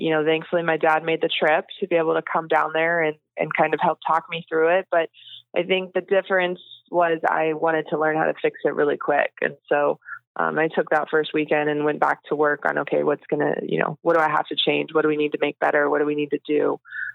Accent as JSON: {"language": "English", "region": "Texas", "country": "United States", "tie": "born or raised there", "said": "growing up in Texas, you choose either Aggies or Longhorns at a young age."}